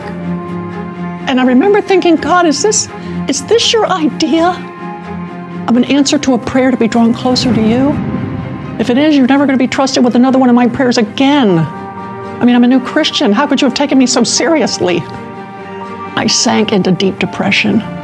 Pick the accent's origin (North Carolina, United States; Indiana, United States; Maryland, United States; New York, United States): Maryland, United States; moved away; I'm from Maryland